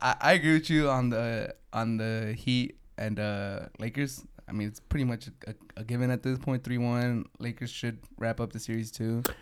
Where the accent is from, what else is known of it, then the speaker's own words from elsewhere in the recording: San Diego, California, United States; I'm from San Diego, and for the Dodgers, it's always beat L